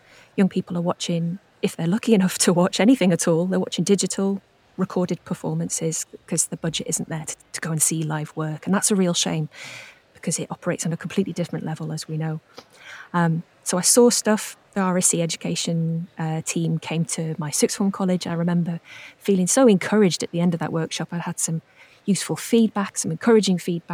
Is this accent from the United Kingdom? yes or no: yes; Wrexham, Wales, United Kingdom; I'm from Wrexham in North Wales, so my nearest theatre was Theatre Clwyd.